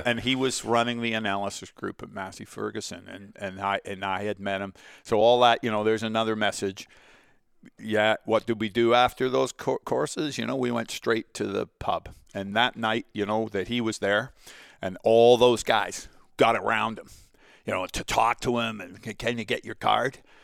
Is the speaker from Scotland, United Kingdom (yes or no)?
no; Portsmouth, South East England, United Kingdom; now in Canada; Met my mother, who was a Portsmouth girl got married. I was born there, 1960